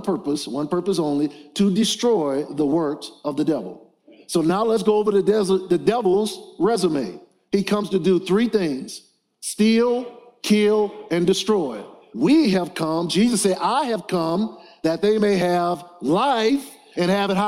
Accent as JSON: {"language": "English", "town": "New Orleans", "region": "Louisiana", "country": "United States", "tie": "born or raised there", "said": "I grew up in New Orleans, Louisiana"}